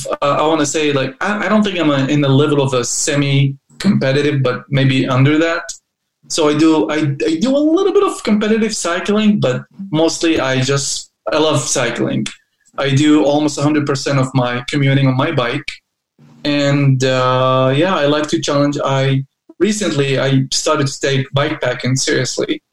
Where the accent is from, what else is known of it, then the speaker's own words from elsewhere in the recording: Turkey; English is a second language; now in Salem, United States; Um, yeah, I live in Salem. I'm originally from Turkey, but I lived everywhere and uh, I've been, you know, living the American dream.